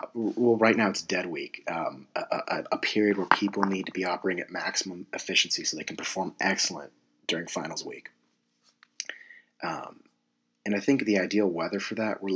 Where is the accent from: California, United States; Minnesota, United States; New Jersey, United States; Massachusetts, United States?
California, United States; San Diego; moved away as an adult; I'm from San Diego, California.